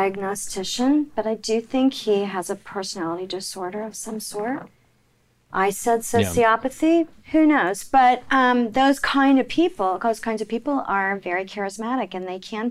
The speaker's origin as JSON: {"language": "English", "town": "Oklahoma City", "region": "Oklahoma", "country": "United States", "tie": "born or raised there", "said": "I grew up in Oklahoma City, but I don't talk like"}